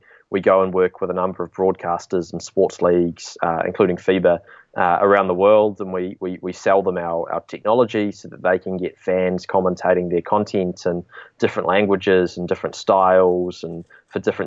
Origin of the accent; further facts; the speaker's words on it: New Zealand; we're originally from New Zealand. I'm actually coming to you over the phone from New Zealand today